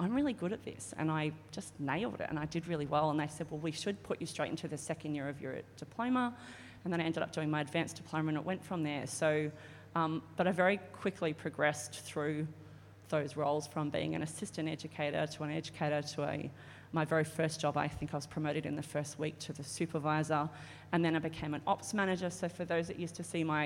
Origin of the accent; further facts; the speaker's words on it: Ipswich, Queensland, Australia; moved away as an adult; also born or lived in London / Hamilton Island; now in Sunshine Coast, Australia; I grew up in Ipswich